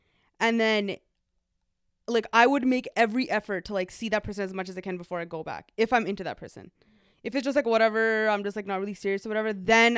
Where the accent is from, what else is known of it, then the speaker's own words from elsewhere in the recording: Toronto, Ontario, Canada; Okay, so I met a guy on Dillmill. I'm from Toronto. He's from Detroit.